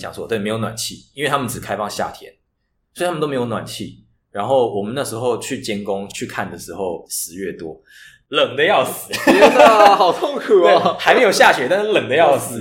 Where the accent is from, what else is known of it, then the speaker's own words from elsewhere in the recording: Taichung, Taiwan; moved away as an adult; also born or lived in Beijing; 我是台中人